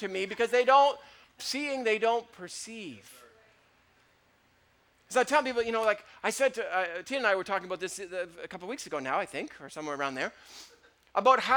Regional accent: Canada; I'm Canadian

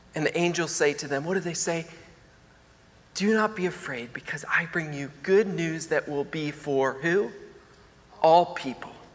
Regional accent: Maryland, United States; moved away; I'm from Maryland

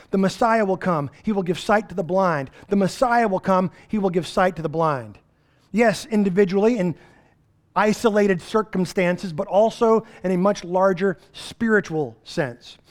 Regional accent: East Texas, United States; We're from East Texas

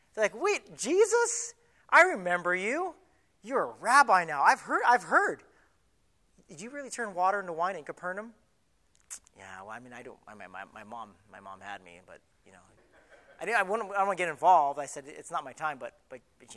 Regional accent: Southern California, United States; moved away as an adult; also born or lived in Hawaii; I was from Southern California, right? Camp Pendleton's right here, right on the coast, right by Richard Nixon's old mansion. And I grew up in the very next city right above

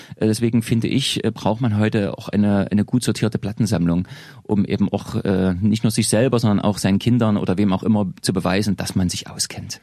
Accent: Leipzig, Saxony, Germany; ich komme ja, wie gesagt, aus Leipzig

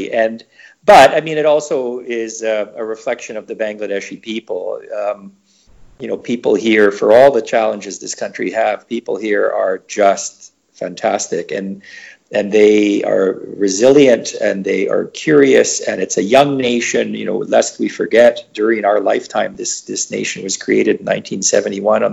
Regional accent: Canada; I'm from Canada and I happen to be a Caucasian guy.

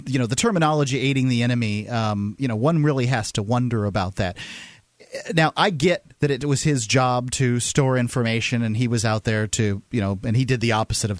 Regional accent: United States; And as an American, I want to know if the government's

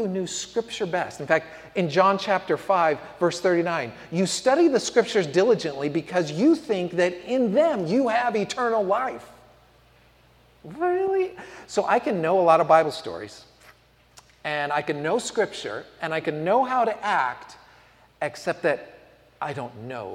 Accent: San Francisco, California, United States; moved away as an adult; also born or lived in Tuscaloosa, Alabama; growing up in San Francisco

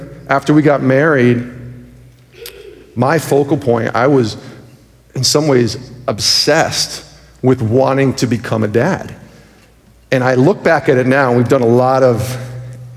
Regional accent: Albany, New York, United States; also born or lived in Rochester, New York; now in Connecticut, United States; I'm from Albany, New York.

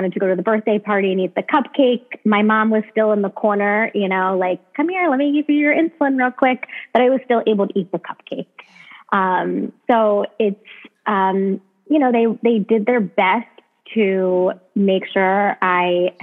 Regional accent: Baltimore, Maryland, United States; I grew up in Baltimore, Maryland

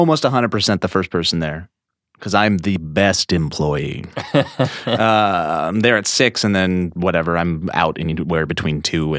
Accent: Columbia Falls, Montana, United States; also born or lived in Whitefish; I was born in Whitefish, Montana. But I grew up in Columbia Falls, Montana, which are around Kalispell, Montana, which is basically the front door of Glacier National Park in the northwest corner of Montana.

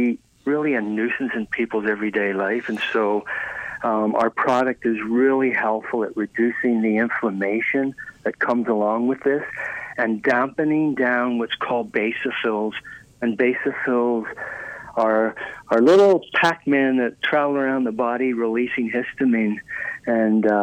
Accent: Ireland; moved away; I was raised in Ireland

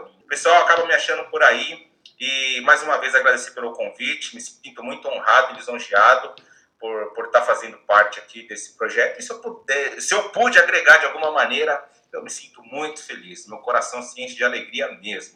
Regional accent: Bahia, Brazil; now in Japan; eu nasci na Bahia

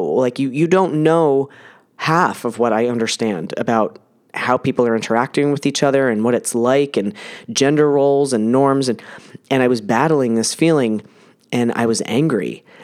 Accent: New Jersey, United States; I was born in New Jersey in nineteen seventy-eight

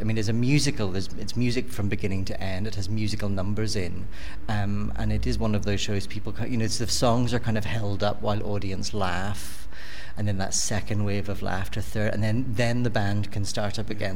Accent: Belfast, Northern Ireland, United Kingdom; moved away; I'm from Belfast originally

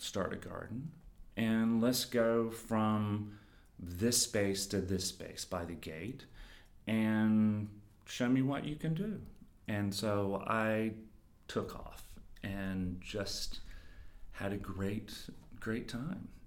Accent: the South, Southern United States, United States; also born or lived in East Village, New York; now in New York, United States; I'm a Southerner

